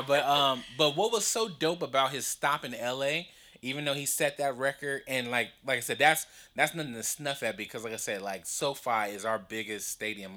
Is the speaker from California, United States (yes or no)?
yes; Compton, California, United States; that's where I'm from, I'm from Compton